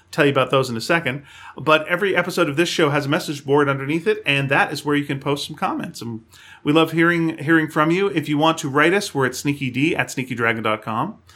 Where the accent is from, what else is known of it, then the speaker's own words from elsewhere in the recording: Canada; we're Canadian